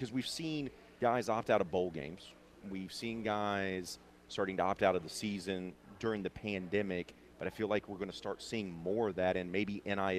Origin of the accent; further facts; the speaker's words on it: Mobile, Alabama, United States; also born or lived in Central Illinois; I'm originally from Mobile, grew up in the South, but I also spent 6 years in Central Illinois.